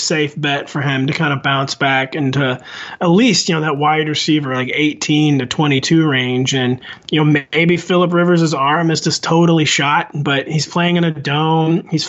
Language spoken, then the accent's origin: English; St. Louis, Missouri, United States; I'm from the Midwest. It's extremely common in Missouri, St. Louis area for people to be shooting off fireworks for like a month before the 4th of July.